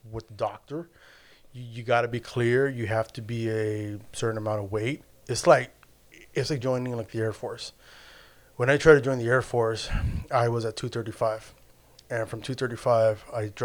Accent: El Salvador; Um, I'm Central American, so we eat a lot of pupusas.

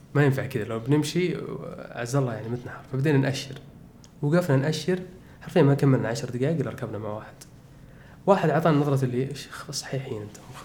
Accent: Saudi Arabia; وحنا من السعوديه

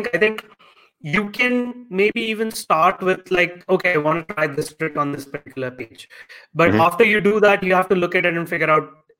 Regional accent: India; because I'm Indian

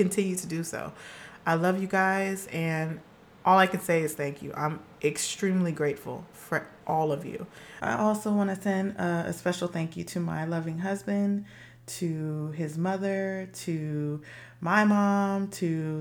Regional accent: Los Angeles, California, United States; I'm a girl from Los Angeles, California

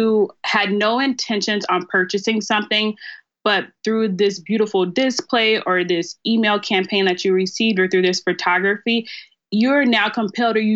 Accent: Starkville, Mississippi, United States; moved away as an adult; also born or lived in Memphis, Tennessee; now in Dallas, United States; I'm originally from Starkville, Mississippi. It's a very country small town

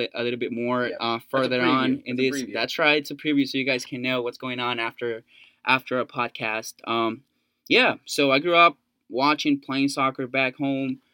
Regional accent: El Salvador; moved away as an adult; now in Buies Creek, United States; I'm originally from El Salvador, coming to the United States for college.

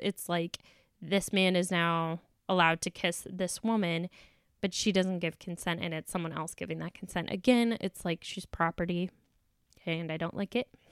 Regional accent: the South, United States; I was raised in the South

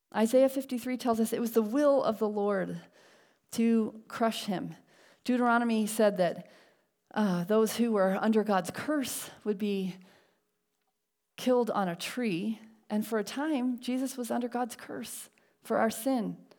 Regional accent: Connecticut, United States; now in La Mirada, United States; we grew up in Connecticut

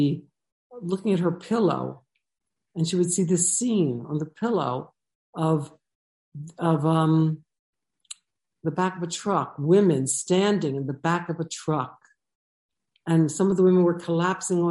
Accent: New Jersey, United States; moved away as an adult; now in Jerusalem, Israel; growing up, it's a second generation American parents in New Jersey. I was born on the Jersey side of the Delaware River, really a suburb of Philadelphia.

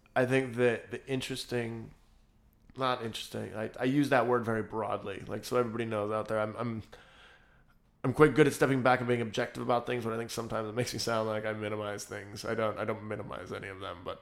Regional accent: United States; We're American

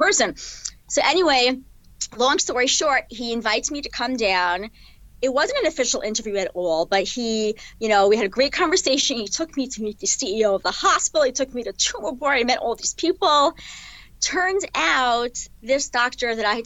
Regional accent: New York City, New York, United States; also born or lived in New Jersey; they both had offices in the house that I grew up in Brooklyn

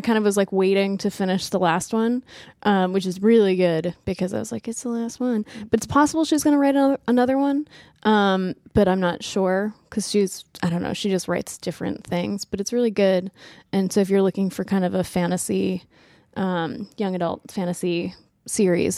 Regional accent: New England, United States; I'm from New England, which I think is kind of a different cultural background

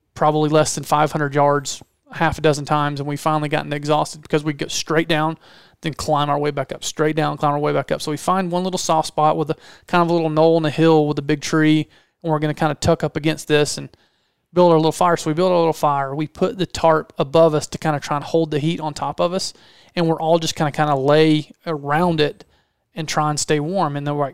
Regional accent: Georgia, United States; Because we're both from Georgia.

